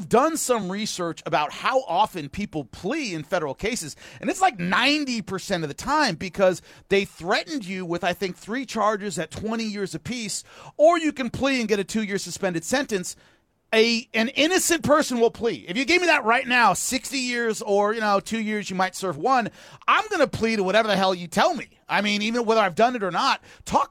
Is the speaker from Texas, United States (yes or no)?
no; Long Beach, California, United States; I'm from Long Beach, California